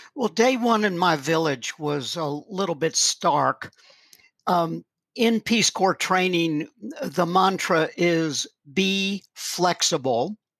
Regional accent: the South, United States; moved away as an adult; also born or lived in Malawi; I'm an American

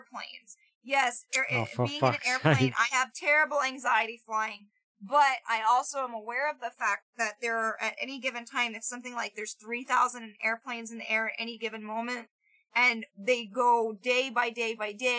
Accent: Florida, United States; growing up in Florida

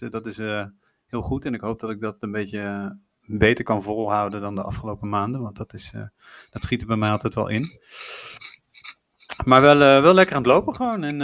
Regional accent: Netherlands; En toen was er nog geen uitsluitsel over of, de, of je als Nederlander Amerika in mocht.

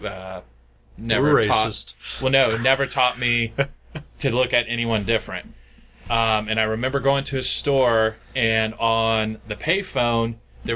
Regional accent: Waynesville, United States; I grew up in Waynesville

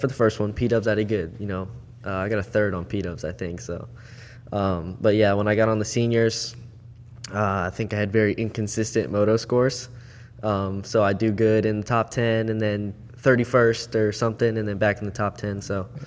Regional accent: Port St. Lucie, Florida, United States; also born or lived in Jupiter, Florida / Okeechobee, Florida; Born and raised South Florida.

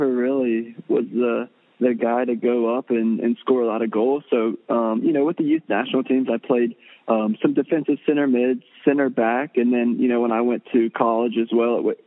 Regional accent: small town outside of Charlotte, North Carolina, United States; I grew up in a small town outside of Charlotte

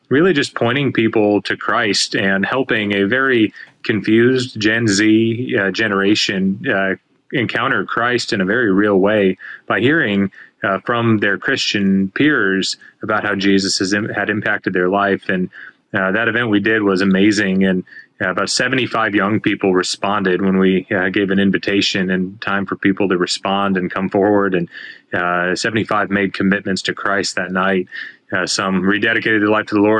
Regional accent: Arkansas, United States; I had a year and a half left of high school where I was growing up in Arkansas

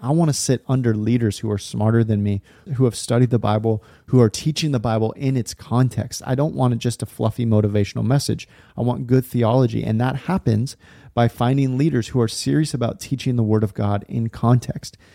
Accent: California, United States; now in Portland, United States; I grew up in California, live in Portland area now

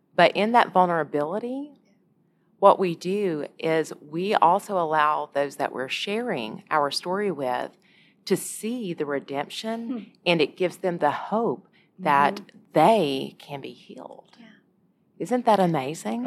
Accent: Alabama, United States; I'm from Alabama

